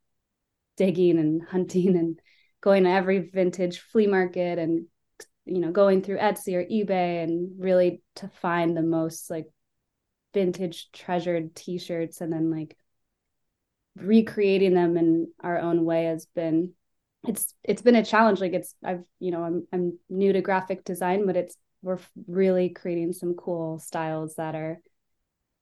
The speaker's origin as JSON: {"language": "English", "town": "San Francisco", "region": "California", "country": "United States", "tie": "born or raised there", "said": "I grew up in San Francisco, where classic rock and live music were a really big part of my upbringing"}